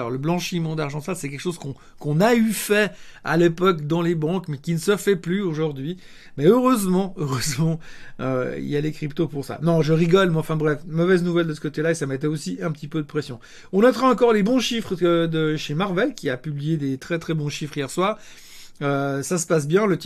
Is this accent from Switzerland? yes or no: yes; Switzerland; en tant que bon Suisse, j'essaye d'aide aussi de traiter des actions suisses et pas que des actions américaines.